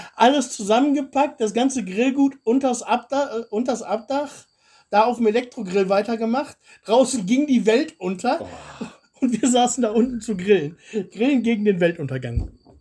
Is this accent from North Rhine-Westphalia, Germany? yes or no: no; Swabia, Baden-Württemberg, Germany; now in Bulgaria; jetzt komme ich aus der Ecke